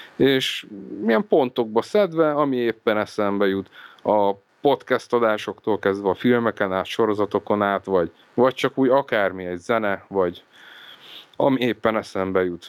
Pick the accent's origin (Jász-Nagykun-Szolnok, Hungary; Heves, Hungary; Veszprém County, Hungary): Heves, Hungary; Eger; now in Budapest, Hungary; egri születésű vagyok